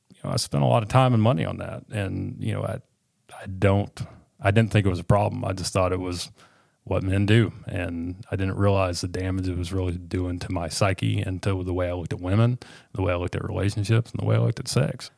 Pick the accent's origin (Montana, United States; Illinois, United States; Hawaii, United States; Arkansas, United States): Arkansas, United States; Northwest; also born or lived in Little Rock, Arkansas / England, Arkansas; I was born in Little Rock, and I lived in, uh, southern Arkansas in a town called England, down in the, uh, Cotton Belt. Um, we moved up here when I was in, I believe, third grade